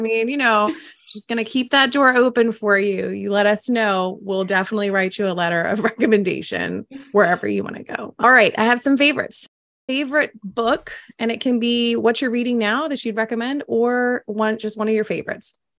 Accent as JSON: {"language": "English", "region": "the South", "country": "United States", "said": "I'm from the South"}